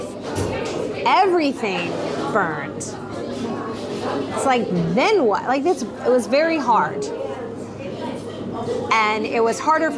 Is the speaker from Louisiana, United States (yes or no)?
yes; an hour from New Orleans, southern Louisiana, United States; now in New Orleans, United States; I grew up an hour from here. My mother would tell you that I am not from New Orleans